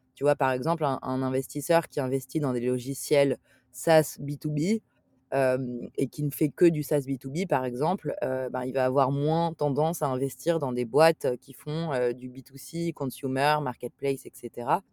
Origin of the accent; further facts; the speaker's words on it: Paris, Île-de-France, France; j'ai grandi à Paris